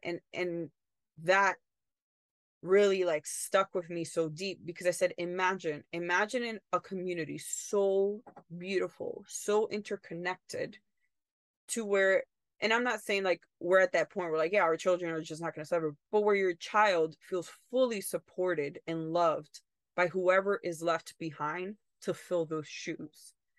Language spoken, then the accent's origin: English; United States; also born or lived in Italy; as in American